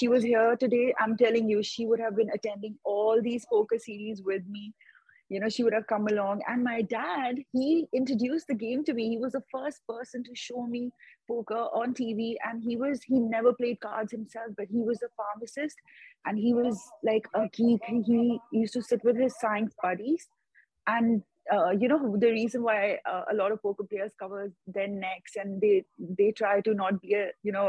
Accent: India; I come all the way from India every year

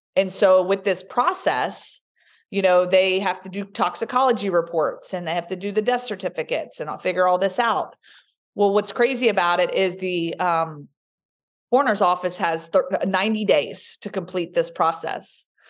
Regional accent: Roanoke, Virginia, United States; accent: Southern; moved away as an adult; also born or lived in New Jersey; now in Alabama, United States; we grew up in Roanoke, Virginia

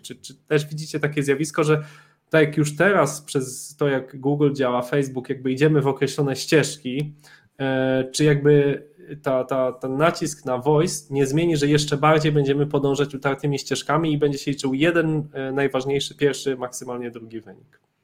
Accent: Poland; accent: Polish; mój akcent polski był kompletnie jakby bez szans

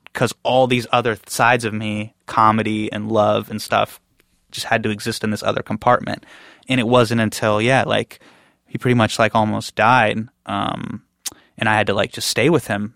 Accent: Davis, California, United States; I grew up in Davis

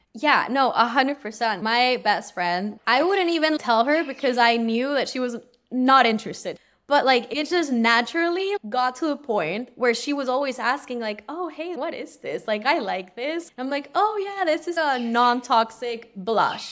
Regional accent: Peru; now in Los Angeles, United States; I'm originally from Peru, but I live in L

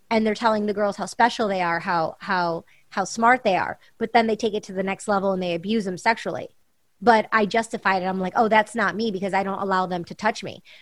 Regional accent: California, United States; growing up in California and being around all these different people and events and parties um, in LA and New York and Paris and London and around the world

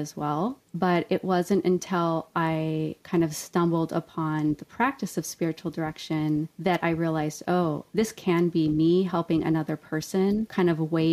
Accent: Ojai, California, United States; I was raised in Ojai, California

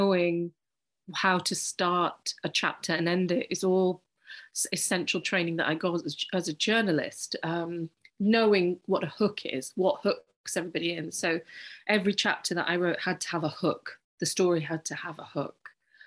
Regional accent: United Kingdom; I'm British Pakistani

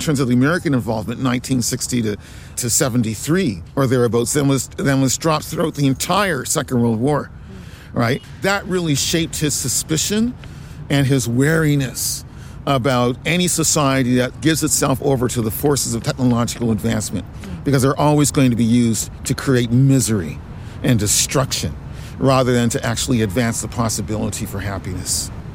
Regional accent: Nova Scotia, Canada; growing up in Nova Scotia, growing up in Canada

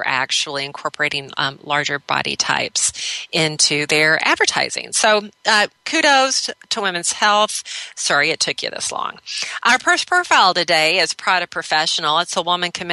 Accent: Minneapolis, Minnesota, United States; right here in my hometown of Minneapolis, Minnesota

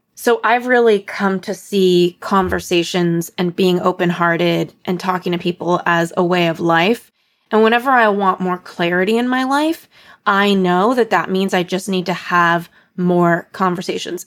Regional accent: Los Angeles, California, United States; I come from Los Angeles

